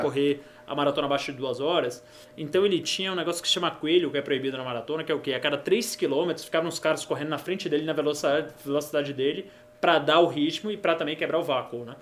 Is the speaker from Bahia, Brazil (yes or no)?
yes; Bahia, Brazil; eu sou baiano